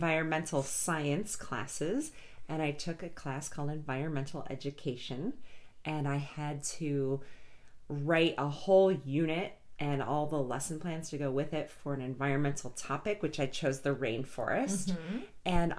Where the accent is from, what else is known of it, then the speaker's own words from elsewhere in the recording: Michigan, United States; also born or lived in Massachusetts; now in Denver, United States; I was actually born in Massachusetts, but raised in Michigan